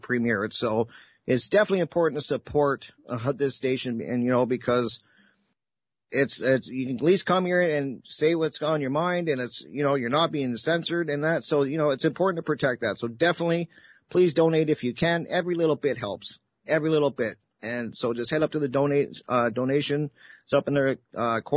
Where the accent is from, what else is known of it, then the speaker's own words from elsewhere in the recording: Canada; I'm Canadian